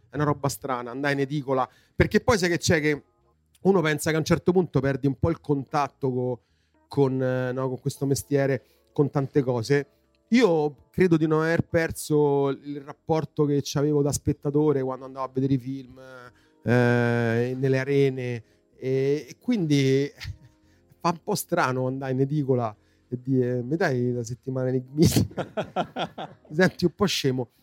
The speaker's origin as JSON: {"language": "Italian", "town": "Rome", "region": "Lazio", "country": "Italy", "tie": "born or raised there", "said": "Io sono nato a Montesacro, che eh, è la zona mia proprio di nascita. E poi quando ero insomma, pi- abbastanza piccolo, intorno ai 10 anni, per vari motivi lavorativi, la mia fam- famiglia si è trasferita all'Eur"}